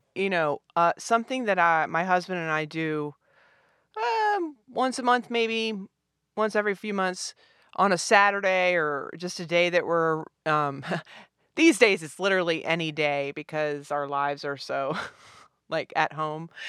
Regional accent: Richmond, Virginia, United States; I'm from Richmond, Virginia.

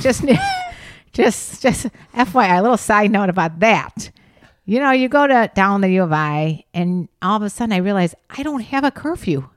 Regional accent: Chicago, Illinois, United States; I'm from Chicago area

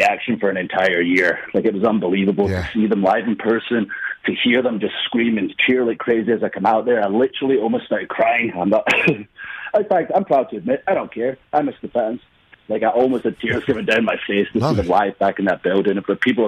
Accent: Scotland, United Kingdom; moved away as an adult; I came from Scotland

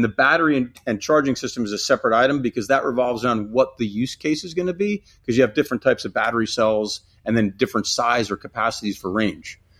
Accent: New Jersey, United States; I grew up in New Jersey.

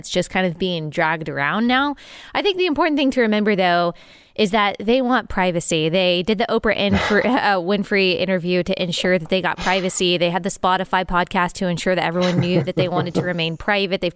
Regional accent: United States; we have nothing like that in the United States

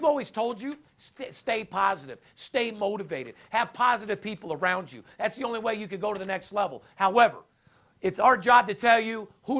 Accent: West Coast, United States; You know I'm West Coast.

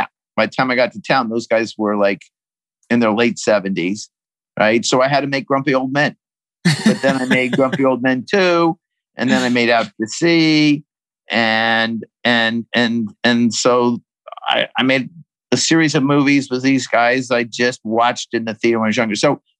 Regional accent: Colorado, United States; I'm growing up in Colorado

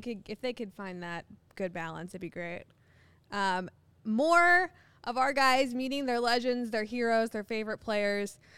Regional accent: Ohio, United States; I'm from Ohio

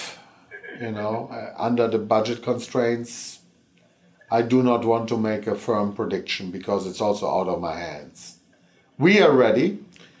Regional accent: Cologne, North Rhine-Westphalia, Germany; moved away; I come from Europe and I come from Cologne

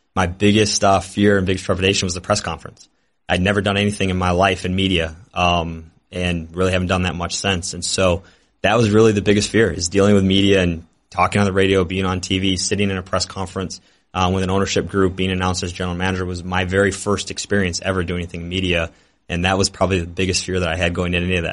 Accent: Detroit, Michigan, United States; moved away as an adult; now in Milwaukee, United States; I wanted to work for my hometown team. And so it was a dream come true to be an intern for the Pistons

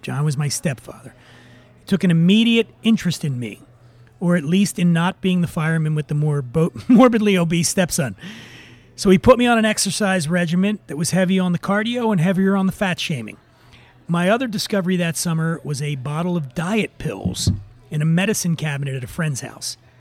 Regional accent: Philadelphia, Pennsylvania, United States; moved away; downtown Philadelphia, around 17th and Sansom. It's my hometown

